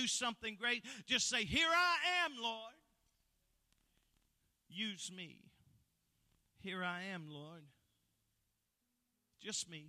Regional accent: Phelps, Kentucky, United States; I'm from Phelps, Kentucky

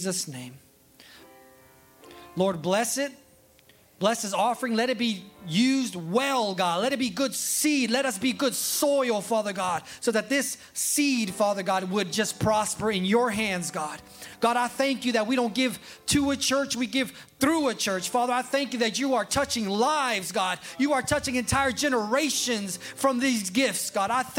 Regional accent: California, United States; I was born in California

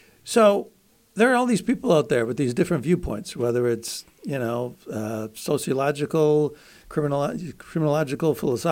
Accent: Buffalo, New York, United States; nearby Buffalo, my hometown, actually.

